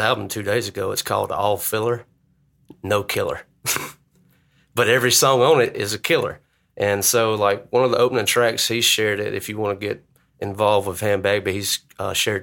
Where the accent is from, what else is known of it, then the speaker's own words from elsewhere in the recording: Kennedy, Alabama, United States; also born or lived in Mobile, Alabama; I'm from Kennedy, Alabama, small town